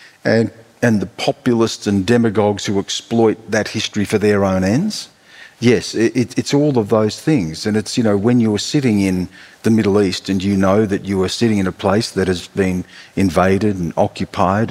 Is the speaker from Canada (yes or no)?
no; Australia; I belong to an Aboriginal people. I am Australian